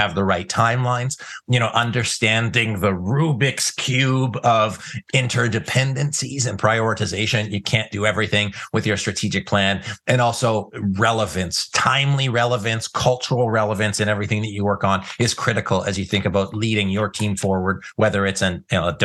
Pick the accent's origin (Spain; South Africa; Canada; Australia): Canada; I'm a Canadian